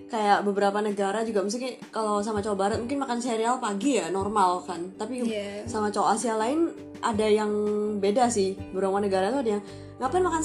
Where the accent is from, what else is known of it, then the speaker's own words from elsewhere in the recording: Indonesia; kalau kita orang Indo kan biar semangat biar seger